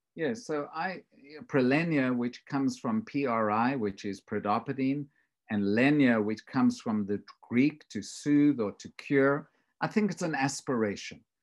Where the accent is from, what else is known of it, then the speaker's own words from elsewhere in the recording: South Africa; moved away; I grew up in South Africa